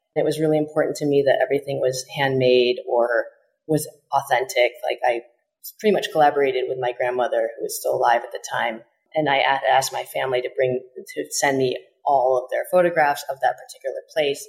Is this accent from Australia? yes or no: no; Chicago, Illinois, United States; I was born in Chicago